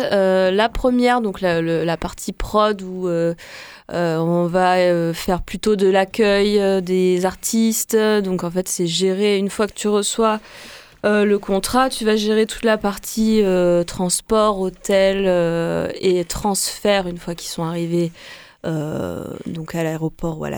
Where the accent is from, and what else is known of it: Vienne, Auvergne-Rhône-Alpes, France; moved away; also born or lived in Lyon